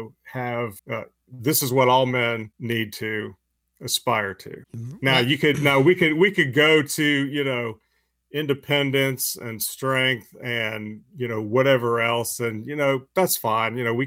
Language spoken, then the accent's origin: English; United States; as an American